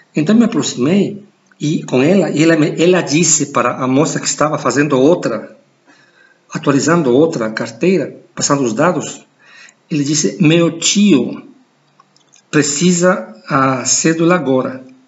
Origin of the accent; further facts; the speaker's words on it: Ecuador; Portuguese is a second language; moved away; also born or lived in United States / Brazil; sou, sou equatoriano